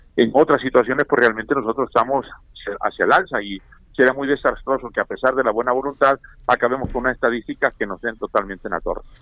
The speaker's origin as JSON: {"language": "Spanish", "region": "Tabasco", "country": "Mexico", "moved": "yes", "said": "mi pueblo, a mi mamá y a todos ellos"}